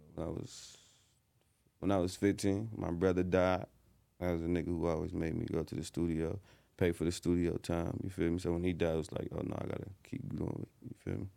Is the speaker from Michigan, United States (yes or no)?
yes; Detroit, Michigan, United States; I'm from, like, Grand Boulevard, Midtown area, five minutes from downtown.